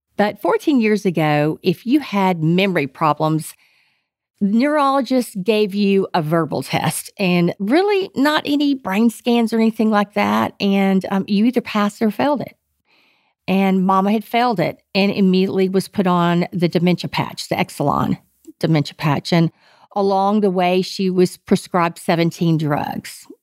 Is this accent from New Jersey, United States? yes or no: no; Texas, United States; I am pure Texan